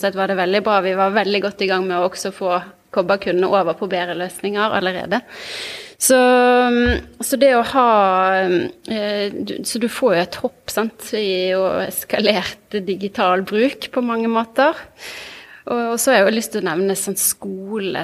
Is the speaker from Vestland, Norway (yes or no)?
yes; Bergen, Vestland, Norway; also born or lived in Trondheim; jeg kommer fra Bergen. Jeg vokste opp på Eidsvollneset, rett ved rett ved Handelshøyskolen